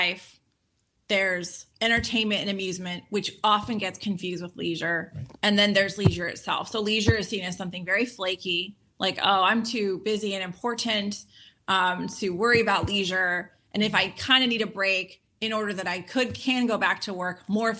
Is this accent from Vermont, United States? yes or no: no; Los Angeles, California, United States; growing up in Los Angeles